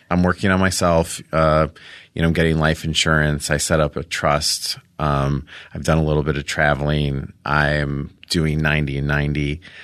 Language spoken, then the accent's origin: English; Rolling Meadows, Illinois, United States; I'm from Chicago, outside of Chicago